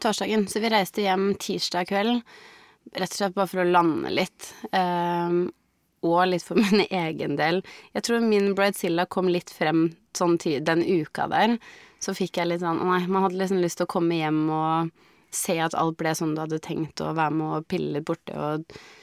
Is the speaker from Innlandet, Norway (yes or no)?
yes; Biri, Innlandet, Norway; hjemme på Biri